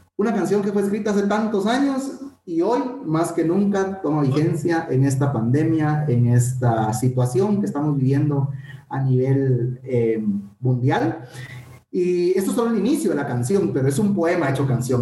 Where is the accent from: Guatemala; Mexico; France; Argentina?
Guatemala; nuestro compatriota …